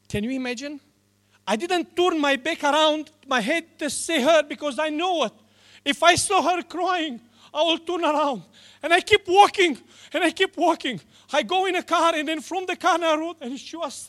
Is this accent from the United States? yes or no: no; Romania; English is a second language; now in New Zealand; I was born in Romania